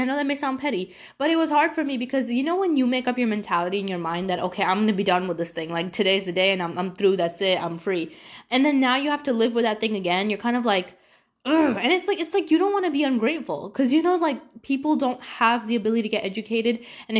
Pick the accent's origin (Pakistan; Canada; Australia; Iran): Pakistan; I'm Pakistani. Okay. My parents will go send me anyway.